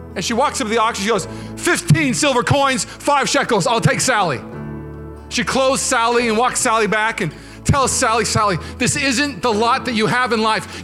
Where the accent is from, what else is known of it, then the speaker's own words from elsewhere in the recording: Washington, United States; now in California, United States; I'm from Washington State